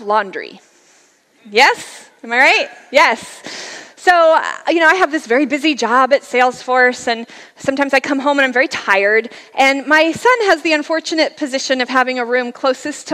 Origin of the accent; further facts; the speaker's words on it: Layton, Utah, United States; now in California, United States; I actually grew up in Utah. Here's a picture of my hometown, Layton, Utah